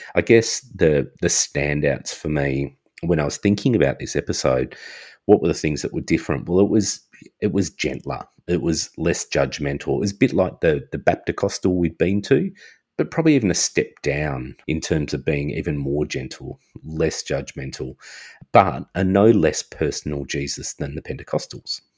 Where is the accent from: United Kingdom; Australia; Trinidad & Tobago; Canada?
Australia; I'm Australian.